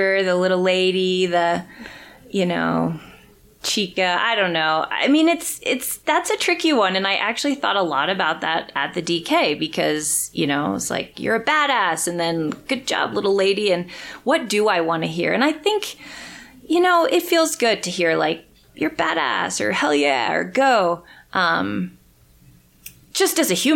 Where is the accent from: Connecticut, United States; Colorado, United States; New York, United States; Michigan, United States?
Colorado, United States; I'm from Colorado